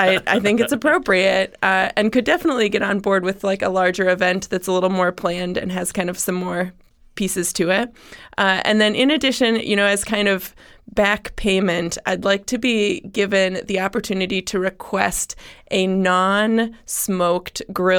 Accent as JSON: {"language": "English", "region": "Wisconsin", "country": "United States", "tie": "born or raised there", "lives_now": "Columbus, United States", "said": "I mean, I was raised in Wisconsin."}